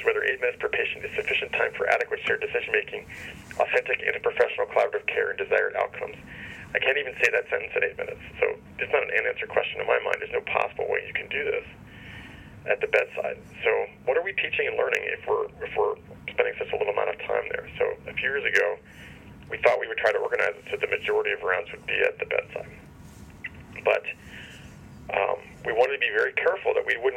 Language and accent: English; Cincinnati, Ohio, United States; I grew up in Cincinnati